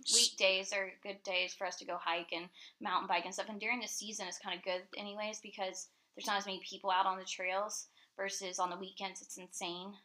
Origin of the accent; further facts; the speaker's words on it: Tampa, Florida, United States; moved away as an adult; now in Asheville, United States; we're originally from Tampa, Florida